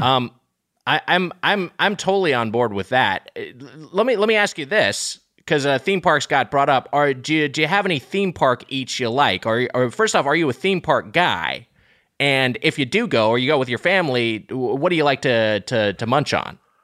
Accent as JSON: {"language": "English", "town": "Long Beach", "country": "United States", "said": "I'm from Long Beach"}